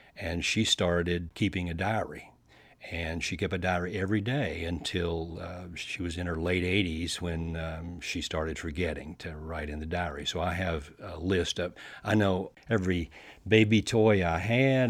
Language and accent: English; Paducah, Kentucky, United States; I grew up down in Western Kentucky